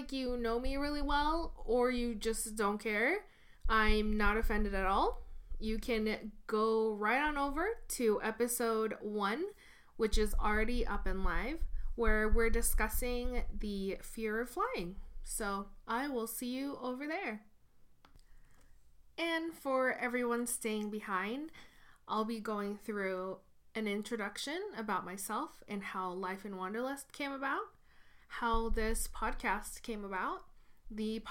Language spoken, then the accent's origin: English; Tokyo, Japan; moved away as an adult; also born or lived in Washington State / Seattle, Washington / Portland, Oregon / Detroit, Michigan; now in Los Angeles, United States; I was born and raised in Tokyo, Japan, and moved to Washington State for my undergraduate degree.